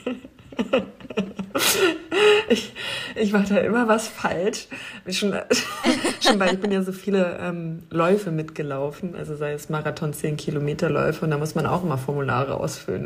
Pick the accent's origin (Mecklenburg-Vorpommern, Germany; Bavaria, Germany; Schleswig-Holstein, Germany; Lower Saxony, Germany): Lower Saxony, Germany; Wolfsburg; moved away; Da rufe ich doch noch meine Heimat an.